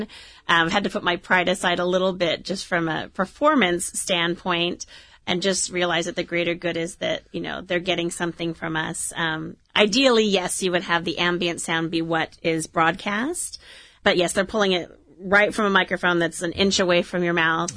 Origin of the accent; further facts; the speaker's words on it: Orange, California, United States; I grew up in Orange, went to Holy Family, went to Orange High School